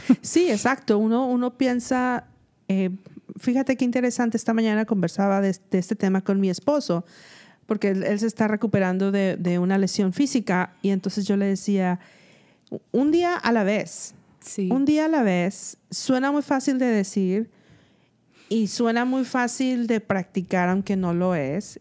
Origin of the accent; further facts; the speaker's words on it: Mexico; now in United States; yo soy una mexicana que probablemente limpia casas.